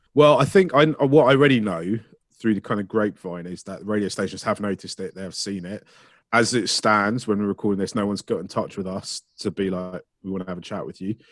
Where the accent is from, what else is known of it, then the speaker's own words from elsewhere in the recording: Ealing, London, United Kingdom; I grew up in Ealing